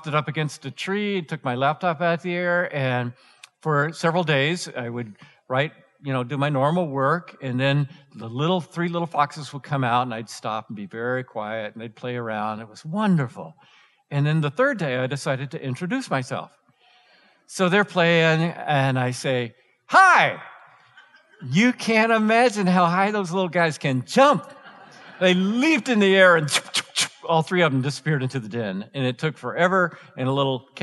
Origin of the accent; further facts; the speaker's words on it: Atlanta, Georgia, United States; now in Colorado, United States; I grew up in Atlanta